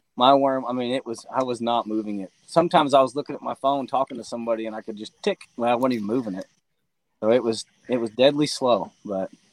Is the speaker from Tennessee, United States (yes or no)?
yes; Tennessee, United States; I'm from Tennessee